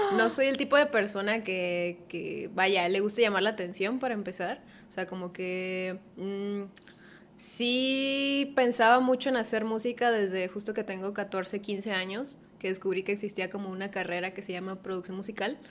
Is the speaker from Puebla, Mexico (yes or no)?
no; Culiacán, Sinaloa, Mexico; del lugar de donde vengo, que es en Culiacán